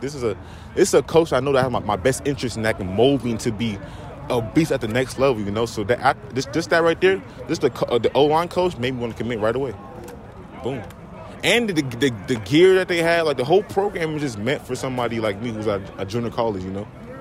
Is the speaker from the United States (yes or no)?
no; Nigeria; I'm Nigerian.